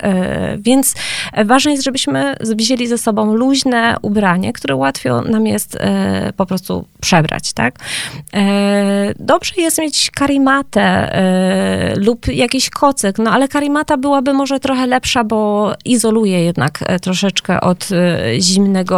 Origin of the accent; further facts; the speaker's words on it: Gliwice, Silesian Voivodeship, Poland; jestem z Gliwic